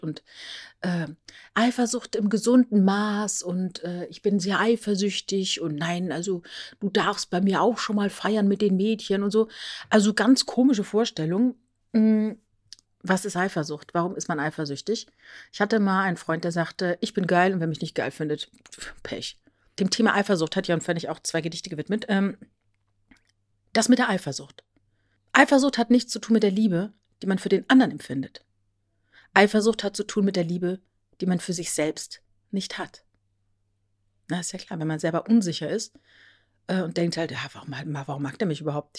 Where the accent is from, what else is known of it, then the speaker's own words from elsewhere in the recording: Rhineland-Palatinate, Germany; Als Teenager in der Südpfalz groß geworden, kaufte ich in der ortsansässigen Buchhandlung in Bad Bergzabern